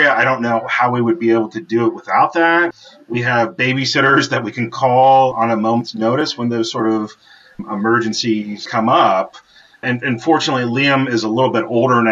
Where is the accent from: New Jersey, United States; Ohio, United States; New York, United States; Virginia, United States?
Ohio, United States; when I was a child growing up in Ohio